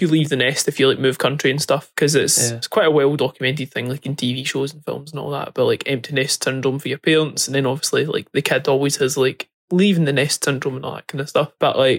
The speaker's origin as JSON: {"language": "English", "region": "Scotland", "country": "United Kingdom", "also_born_or_lived": "near London, England", "accent": "Scottish", "moved": "as an adult", "lives_now": "England, United Kingdom"}